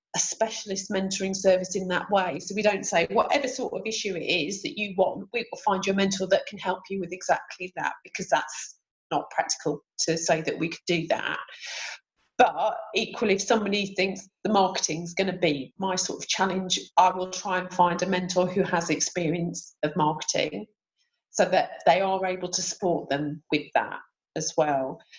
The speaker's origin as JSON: {"language": "English", "town": "Sheffield", "region": "Yorkshire and the Humber", "country": "United Kingdom", "moved": "as an adult", "lives_now": "Canterbury, United Kingdom", "said": "I live in Canterbury. I'm originally from Sheffield and moved down to Kent about 25, 26 years ago"}